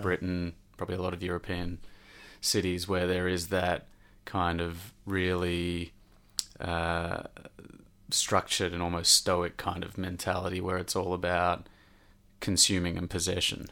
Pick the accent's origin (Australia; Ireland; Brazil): Australia; now in London, United Kingdom; I'm from Australia